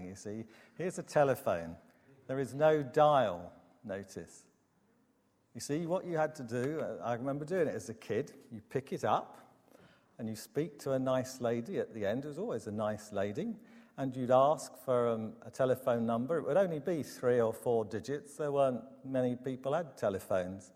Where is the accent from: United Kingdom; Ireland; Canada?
United Kingdom; Herne Bay, South East England; When I was almost 10, where I grew up in Herne Bay, the sea froze